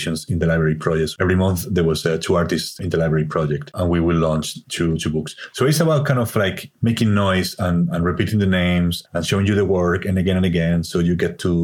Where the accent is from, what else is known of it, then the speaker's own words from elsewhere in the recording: Spain; accent: Spanish; English is a second language; now in Ireland; It's my Spanish accent